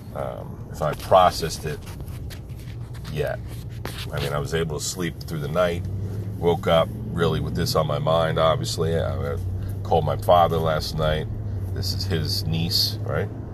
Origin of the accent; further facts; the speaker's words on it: East Coast, United States; I grew up here on the East Coast